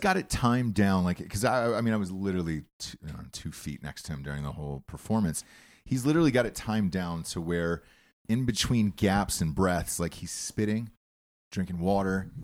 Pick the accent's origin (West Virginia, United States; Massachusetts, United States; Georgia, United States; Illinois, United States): Georgia, United States; I'm from Georgia